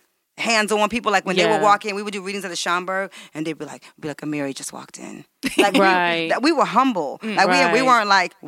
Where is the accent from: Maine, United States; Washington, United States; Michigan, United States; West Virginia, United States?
Michigan, United States; Detroit; moved away as an adult; I'm from Detroit. Right. I was like, he said, what about your parents? I was like, they're just working class people from the west side of Detroit. I went to Detroit public schools.